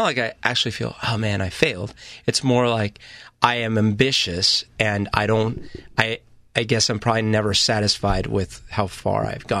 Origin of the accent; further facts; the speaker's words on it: Bogota, Bogotá Capital District, Colombia; I didn't grow up in an alcoholic house, but I grew up in Colombia and Bogota and in a very kind of volatile country.